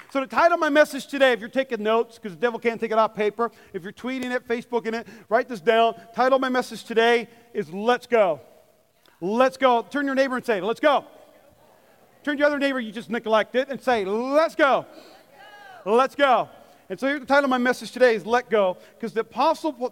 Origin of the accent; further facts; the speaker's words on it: North Dakota, United States; I grew up in North Dakota where there's about, 20 feet of snow.